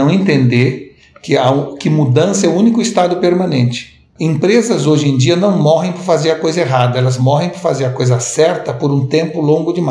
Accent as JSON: {"language": "Portuguese", "region": "São Paulo", "country": "Brazil", "also_born_or_lived": "Recife", "said": "meu pai, que é paulista, eu sou paulista também, mudou-se para Recife quando eu era jovem e aos 18 anos eu resolvi voltar para São Paulo para fazer faculdade aqui em São Paulo."}